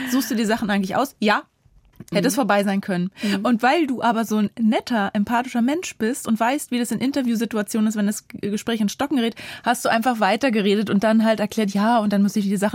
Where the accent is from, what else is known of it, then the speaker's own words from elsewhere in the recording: Germany; übrigens, ich bin in Deutschland